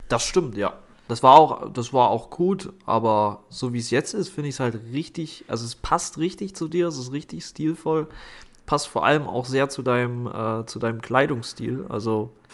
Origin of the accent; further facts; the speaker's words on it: Thuringia, Germany; als Thüringer